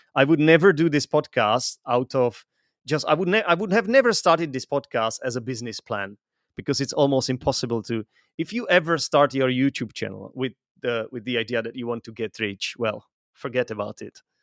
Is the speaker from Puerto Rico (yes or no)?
no; Czechia; I'm from Europe. I come from the Czech Republic.